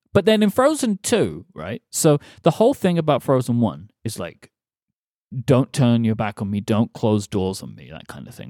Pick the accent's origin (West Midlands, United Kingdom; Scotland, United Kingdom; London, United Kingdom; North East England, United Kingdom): London, United Kingdom; we are doing a show in my hometown